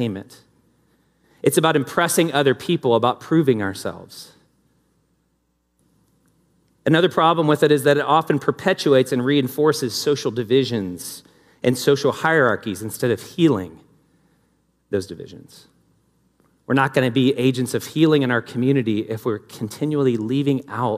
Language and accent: English; the South, United States; moved away; I grew up in the South with Southern hospitality